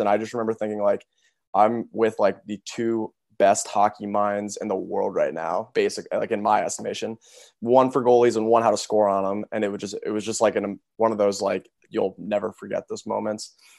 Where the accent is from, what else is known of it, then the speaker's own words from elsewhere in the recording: Cincinnati, Ohio, United States; I grew up not in Columbus either, in Cincinnati